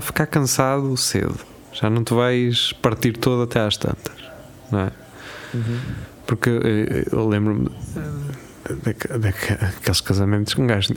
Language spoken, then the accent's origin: Portuguese; Lisbon, Portugal; eu, como Lisboeta